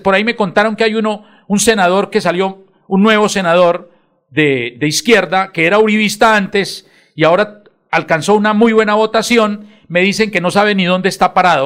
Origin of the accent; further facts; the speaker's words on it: Bucaramanga, Santander, Colombia; yo me siento orgulloso porque soy nacido en Bucaramanga